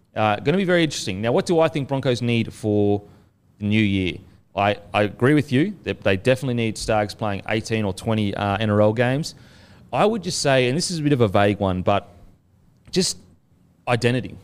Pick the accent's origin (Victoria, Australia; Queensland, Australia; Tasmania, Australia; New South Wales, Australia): Queensland, Australia; moved away; I'm from Queensland